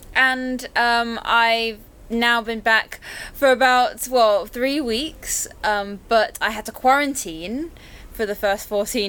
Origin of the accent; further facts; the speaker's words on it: Hong Kong; moved away as an adult; also born or lived in Thailand; now in London, United Kingdom; I was born in Hong Kong. I spent the first 4 years of my life in Thailand, but since then, since moving back at a very young age, I've spent my whole life here.